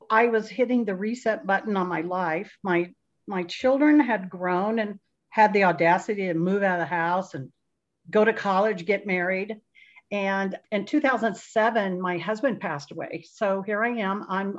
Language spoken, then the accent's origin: English; Kansas City, United States; I'm the newest one. I'm from Kansas City.